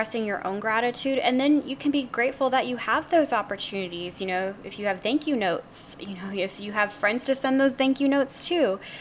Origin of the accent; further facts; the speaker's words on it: the South, United States; I grew up in the South